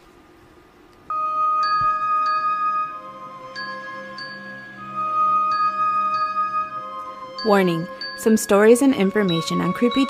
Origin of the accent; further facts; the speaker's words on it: Chicago, Illinois, United States; I'm from the Chicagoland area. I live in the suburbs of Chicago